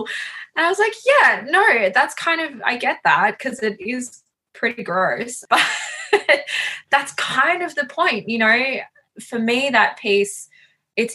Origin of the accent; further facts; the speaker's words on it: Sunshine Coast, Queensland, Australia; I grew up on the Sunshine Coast in Queensland.